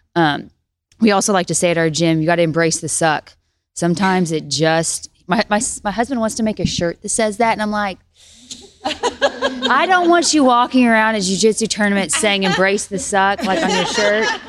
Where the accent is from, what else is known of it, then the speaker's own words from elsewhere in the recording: Tennessee, United States; I'm this girl from Tennessee